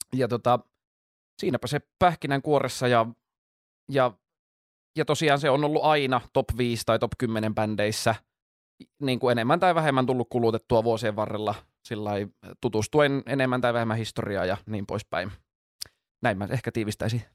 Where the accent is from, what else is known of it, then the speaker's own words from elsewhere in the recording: Jyväskylä, Central Finland, Finland; moved away as an adult; now in Helsinki, Finland; 25 vuotta siellä asuin, mutta nyt muutin tuohon Itä, Itä-Pasilaan puolitoista vuotta sitten